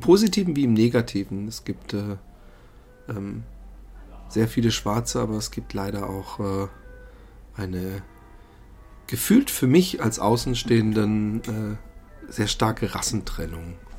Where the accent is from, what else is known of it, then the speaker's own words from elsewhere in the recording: Busenbach, Baden-Württemberg, Germany; in äh, Busenbach, da wo ich aufgewachsen bin